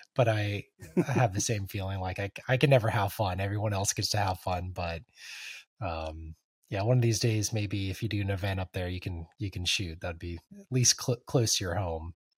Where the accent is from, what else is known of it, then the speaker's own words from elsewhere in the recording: California, United States; moved away; I'm originally from California